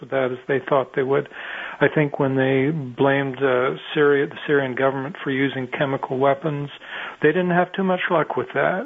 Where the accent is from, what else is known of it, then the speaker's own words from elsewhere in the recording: Canada; I'm Canadian